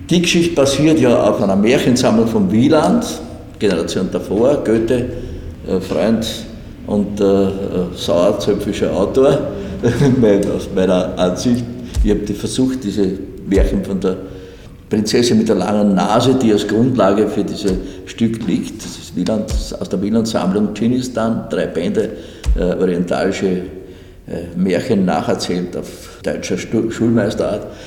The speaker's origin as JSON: {"language": "German", "region": "Vienna", "country": "Austria", "said": "Ich rede von Wien, ich bin ein Wiener."}